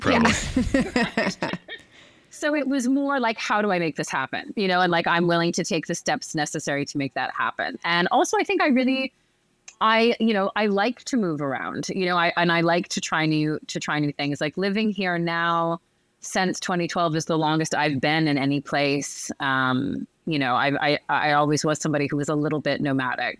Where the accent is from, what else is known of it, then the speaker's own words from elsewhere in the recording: Northern Virginia, United States; moved away as an adult; now in Paris, France; I'm from just outside of DC. I'm from Northern Virginia, um, DC, basically